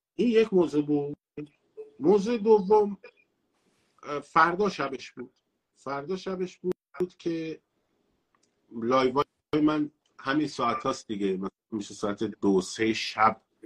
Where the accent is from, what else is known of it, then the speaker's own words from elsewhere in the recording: Tehran, Tehran Province, Iran; تهران مثلاً شهر خودم بوده